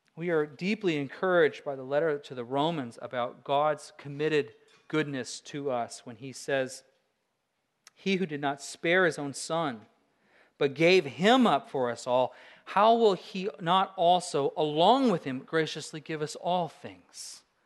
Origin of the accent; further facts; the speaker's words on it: Alaska, United States; I'm a Christian from Alaska